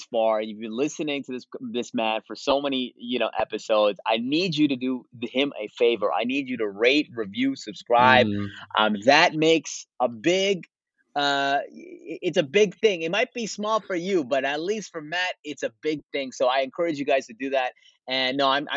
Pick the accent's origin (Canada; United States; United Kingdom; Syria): Canada; I'm from Canada